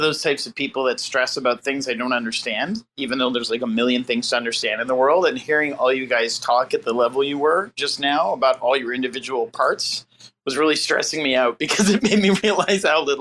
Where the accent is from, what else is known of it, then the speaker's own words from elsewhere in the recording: Canada; moved away as an adult; now in Los Angeles, United States; I'm still here from Canada, although I'm still a Canadian, very proud Canadian